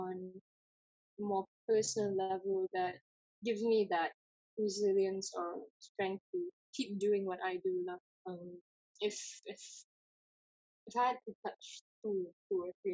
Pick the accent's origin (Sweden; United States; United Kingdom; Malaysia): Malaysia; East Malaysia; me being East Malaysian